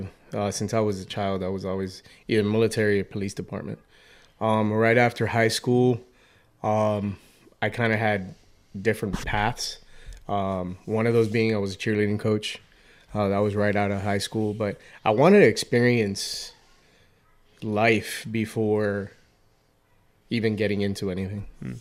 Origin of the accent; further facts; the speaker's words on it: Hialeah, Florida, United States; now in Boston, United States; Miami, Florida. Specifically Hialeah.